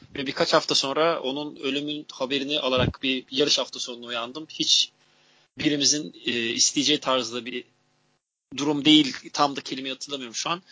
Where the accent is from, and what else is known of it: Turkey